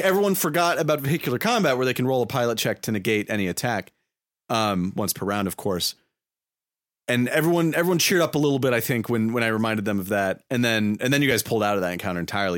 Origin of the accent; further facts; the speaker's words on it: United States; me and my friends are filthy Americans